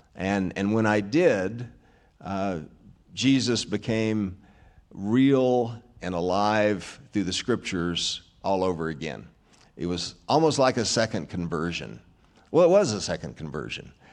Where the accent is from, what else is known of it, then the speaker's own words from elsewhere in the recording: Arkansas, United States; I was raised in Arkansas, so that's another reason I'm simple-minded